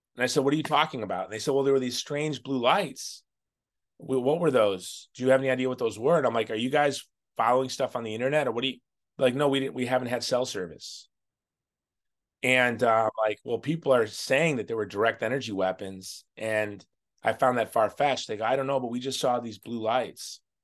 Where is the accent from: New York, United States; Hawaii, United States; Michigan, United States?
Hawaii, United States; obviously I'm from Hawaii. I'm a conservative Republican from Hawaii